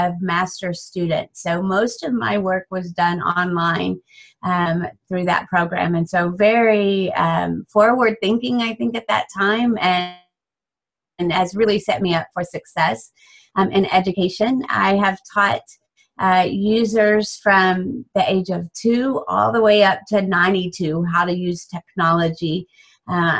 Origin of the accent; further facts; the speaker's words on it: Dallas, Texas, United States; I am from the Dallas, Texas area in the United States.